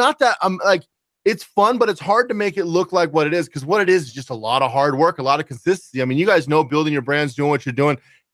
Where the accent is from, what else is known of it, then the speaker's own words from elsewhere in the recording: Pacific Northwest, United States; I grew up in the Pacific Northwest, so.